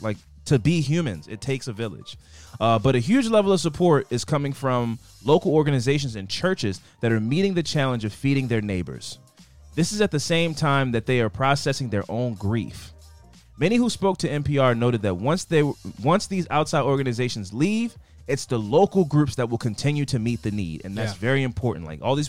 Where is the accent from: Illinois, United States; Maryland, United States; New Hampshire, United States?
Maryland, United States; Baltimore; I'm from East Side.